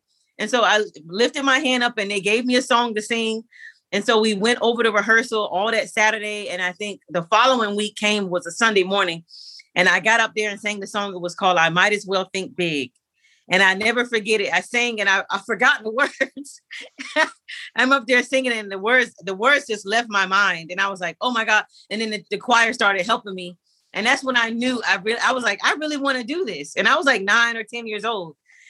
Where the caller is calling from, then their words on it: Atlanta, Georgia, United States; I am calling from Atlanta, Georgia.